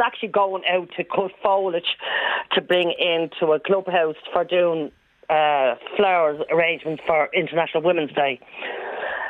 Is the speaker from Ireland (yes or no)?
yes; Dublin, Leinster, Ireland; now in Kildare, Ireland; I'm actually from Ballyfermot originally.